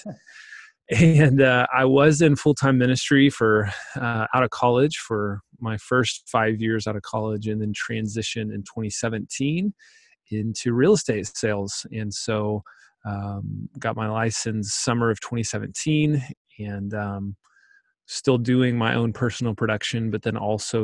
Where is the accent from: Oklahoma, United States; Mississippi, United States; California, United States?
Oklahoma, United States; Pauls Valley; I grew up in Paul's Valley, Oklahoma